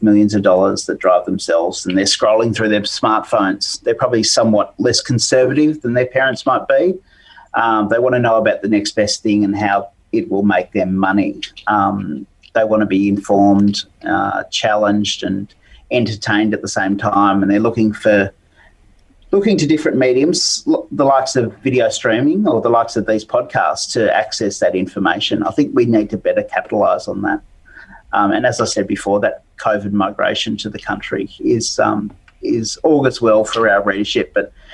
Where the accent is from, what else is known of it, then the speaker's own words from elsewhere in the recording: Riverina, New South Wales, Australia; I grew up with in the Riverina